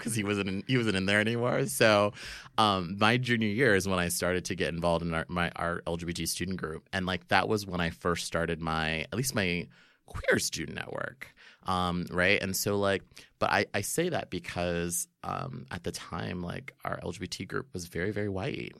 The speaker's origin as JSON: {"language": "English", "region": "Florida", "country": "United States", "tie": "born or raised there", "said": "growing up in Florida"}